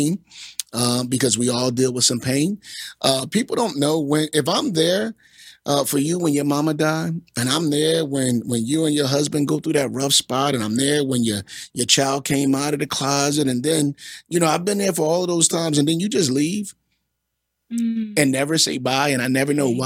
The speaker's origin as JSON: {"language": "English", "town": "Philadelphia", "region": "Pennsylvania", "country": "United States", "tie": "born or raised there", "said": "I'm from North Philly. I'm from 25th and Allegheny. I grew up in the hood"}